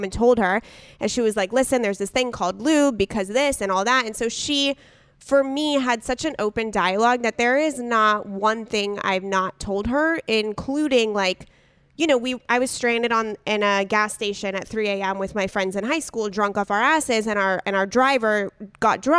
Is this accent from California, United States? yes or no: yes; San Diego, California, United States; we grew up in San Diego together